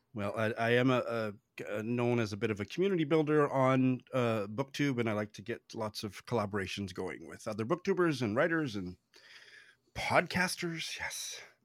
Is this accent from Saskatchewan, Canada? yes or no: yes; Saskatoon, Saskatchewan, Canada; moved away as an adult; also born or lived in Tokyo, Japan; I moved back to my hometown, which is uh, I moved from the world's largest city to one of the quietest, smallest cities on the planet, Saskatoon in Saskatchewan, in Canada